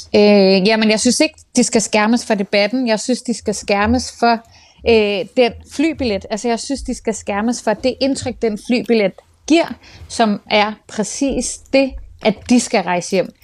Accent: Copenhagen, Capital Region of Denmark, Denmark; jeg er født og opvokset på Nørrebro af dansk statsborger

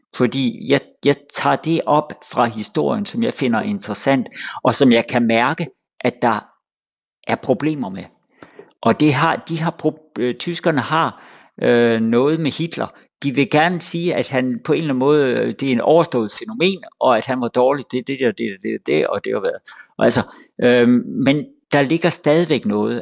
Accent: Denmark

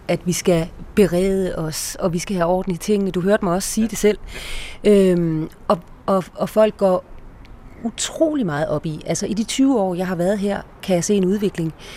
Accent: Denmark

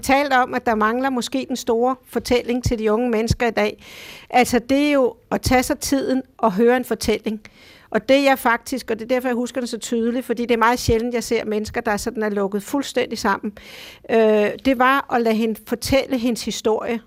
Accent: Denmark; hjemme i Danmark

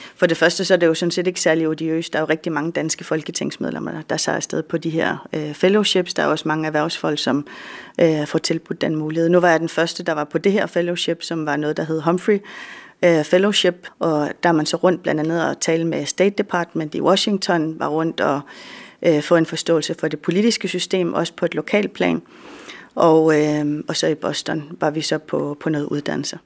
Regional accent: Greenland; Jeg er den første fra Grønland og fra Danmark

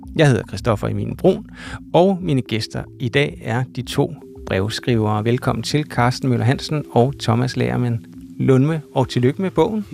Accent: Copenhagen area, Capital Region of Denmark, Denmark; vi er fra Københavnsområdet

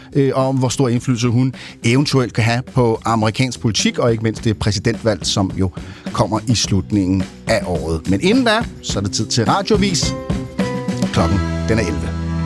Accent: Copenhagen, Capital Region of Denmark, Denmark; som københavner

